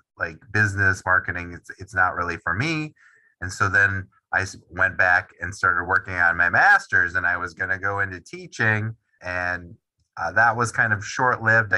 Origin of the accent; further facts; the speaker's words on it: Wisconsin, United States; also born or lived in New England; I am from Wisconsin, born and raised, grew up a Packers fan